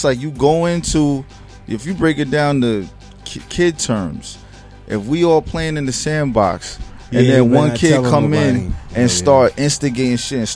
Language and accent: English; Newburgh, New York, United States; I grew up in Newburgh, New York